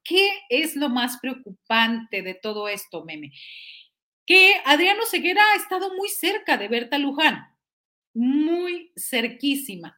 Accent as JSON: {"language": "Spanish", "town": "Matamoros", "region": "Tamaulipas", "country": "Mexico", "said": "yo soy de Matamoros"}